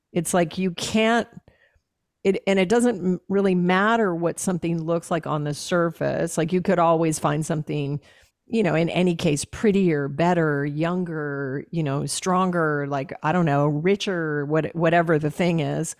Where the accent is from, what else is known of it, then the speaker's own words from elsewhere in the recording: Alaska, United States; I was raised in Alaska.